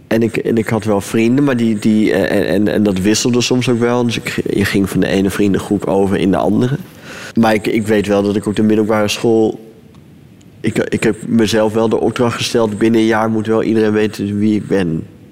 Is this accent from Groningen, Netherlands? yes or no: no; Leeuwarden, Friesland, Netherlands; Leeuwarden, dat is de, de grote stad van Friesland. Daar ben ik opgegroeid.